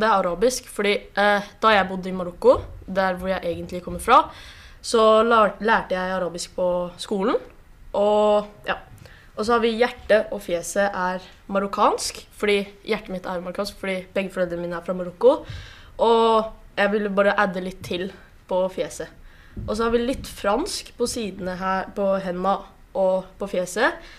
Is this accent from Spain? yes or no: yes; Spain; also born or lived in Morocco; now in Norway; jeg ble født og oppvokst i Spania